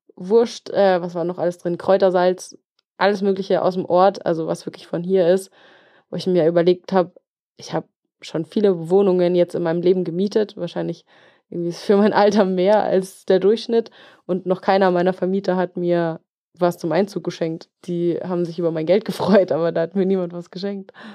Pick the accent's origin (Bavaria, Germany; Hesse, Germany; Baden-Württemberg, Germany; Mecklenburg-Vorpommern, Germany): Bavaria, Germany; Regensburg; moved away as an adult; now in Allgäu, Germany; Regensburg, meine Heimat, ist schön und ich hänge auch sehr an Regensburg